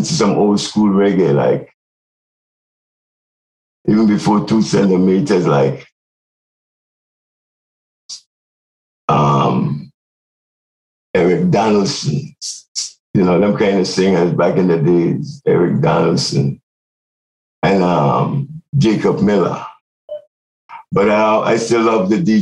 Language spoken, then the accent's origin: English; U.S. Virgin Islands; moved away as an adult; also born or lived in Antigua; now in Seattle, United States; I was born in Antigua, so I listened to a lot of calypso though. But I raised in the Virgin Islands, like the Virgin Islands is home